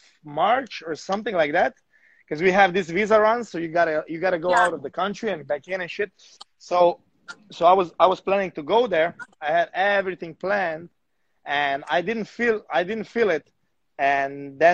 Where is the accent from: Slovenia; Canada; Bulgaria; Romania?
Slovenia; English is a second language; moved away as an adult; now in Bali, Indonesia; I'm from Slovenia. I'm from Slovenia